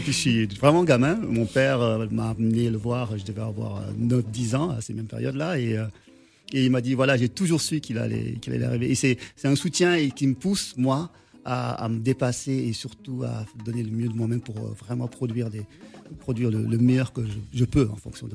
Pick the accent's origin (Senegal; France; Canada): Senegal; moved away; Je suis sénégalais